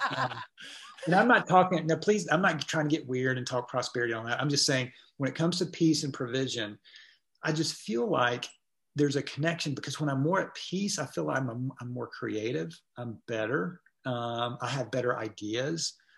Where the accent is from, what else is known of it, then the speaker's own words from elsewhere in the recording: Atlanta, Georgia, United States; also born or lived in Gwinnett County, Georgia; I grew up in Atlanta